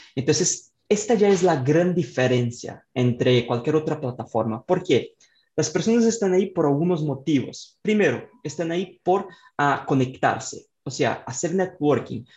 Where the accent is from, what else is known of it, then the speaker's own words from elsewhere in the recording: Brazil; Spanish is a second language; yo soy de Brasil, entonces tengo este acento ahí bastante fuerte